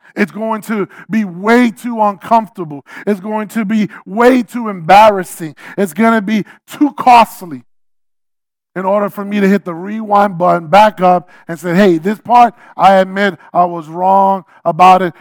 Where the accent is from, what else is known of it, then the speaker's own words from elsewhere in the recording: New York City, New York, United States; I'm a New Yorker